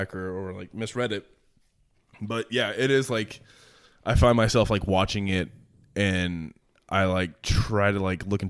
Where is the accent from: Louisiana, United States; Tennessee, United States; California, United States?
Tennessee, United States; Nashville; everyone knew that I was from Nashville, but they didn't know that like I was a Titans fan of my entire life.